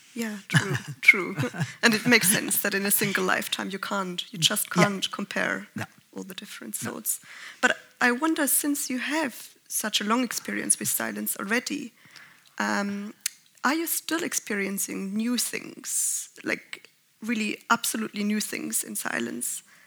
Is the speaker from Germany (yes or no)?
yes; Germany; I'm from Germany